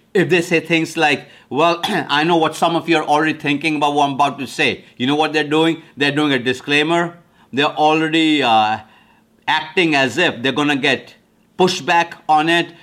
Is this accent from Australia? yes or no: no; India; now in United States; I'm from India originally, came to America in nineteen seventy-three.